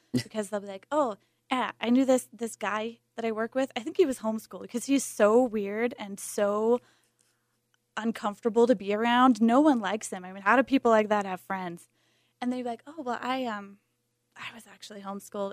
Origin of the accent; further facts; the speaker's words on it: Montana, United States; moved away as an adult; now in Salt Lake City, United States; I'm from Montana, and longtime homeschooler, homeschooled K through twelve